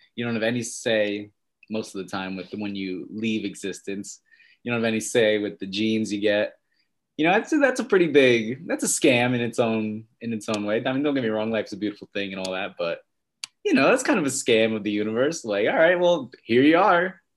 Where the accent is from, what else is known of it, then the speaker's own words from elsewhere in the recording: upstate New York, United States; also born or lived in Westchester, New York; now in New York City, United States; I'm from New York. Mm-hmm. Um, born in, well, not really, from upstate New York. Lived in Westchester a little bit and then in rural upstate New York